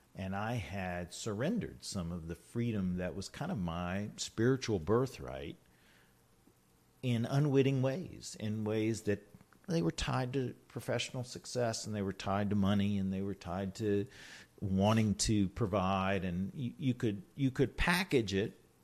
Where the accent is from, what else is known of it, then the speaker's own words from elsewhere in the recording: Richmond, Virginia, United States; I was born and raised here in Richmond